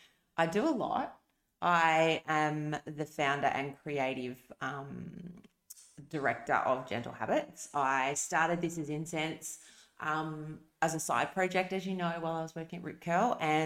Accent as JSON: {"language": "English", "town": "Perth", "region": "Western Australia", "country": "Australia", "tie": "born or raised there", "said": "I grew up in WA, in a small, well, not small, I suppose, a suburb called City Beach Floreat, and it was amazing. I had the best childhood."}